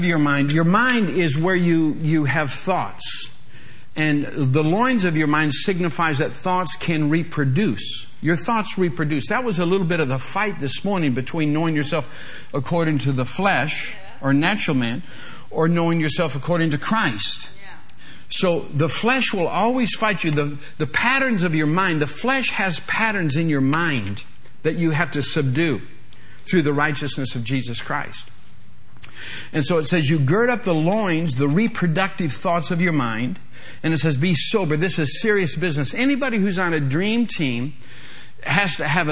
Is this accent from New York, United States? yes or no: no; Michigan, United States; I'm from Michigan, so I'm a Michigan State fan